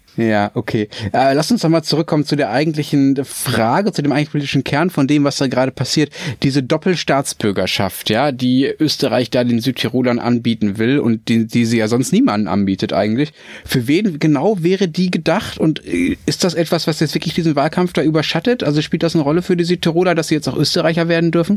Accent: Dortmund, North Rhine-Westphalia, Germany; Ich bin in Dortmund aufgewachsen

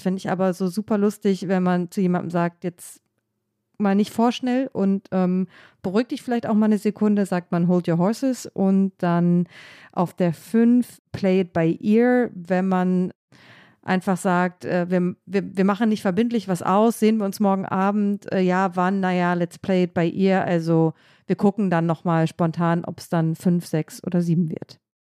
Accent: Germany; moved away; also born or lived in Ohio, United States; I'm a German Journalist, ich komme aus Deutschland, bin Journalistin

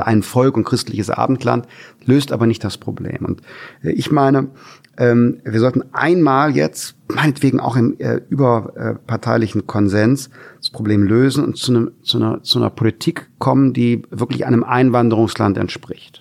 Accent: Germany; also born or lived in Wermelskirchen; wir Deutschen

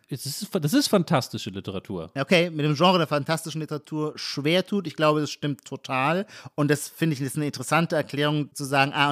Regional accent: Heidelberg, Baden-Württemberg, Germany

